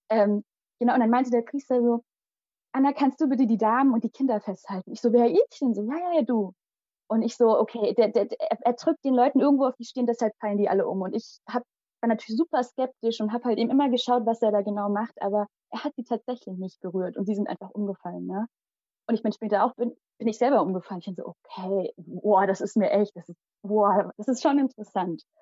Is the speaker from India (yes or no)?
yes; Kerala, India; first language Malayalam; German is a second language; das ist unsere, also meine Muttersprache, die Sprache in Kerala.